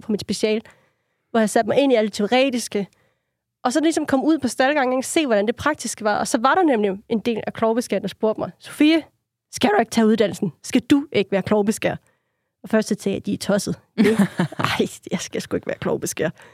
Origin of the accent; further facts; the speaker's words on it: Funen, Southern Denmark, Denmark; jeg er Fynbo